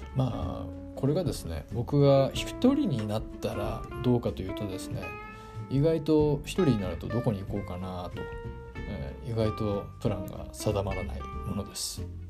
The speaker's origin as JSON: {"language": "Japanese", "region": "Hiroshima", "country": "Japan", "tie": "born or raised there", "moved": "yes", "lives_now": "Tokyo, Japan", "said": "まあ出身が広島なんですけど、広島の田舎から上京してきて"}